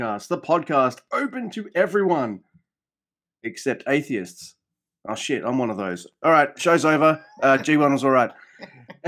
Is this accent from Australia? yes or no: yes; Australia; I'm an Aussie.